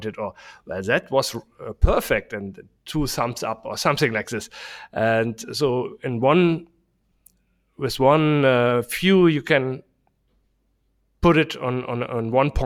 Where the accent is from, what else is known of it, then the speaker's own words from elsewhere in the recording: Germany; English is a second language; we say it in German